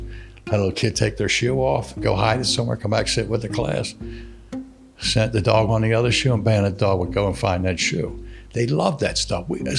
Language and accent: English; Philadelphia, Pennsylvania, United States; damn, Mississippi, I'm from Philadelphia.